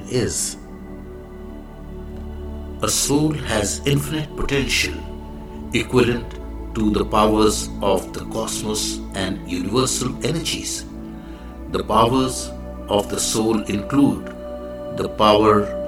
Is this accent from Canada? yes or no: no; India; I am the Indian monk.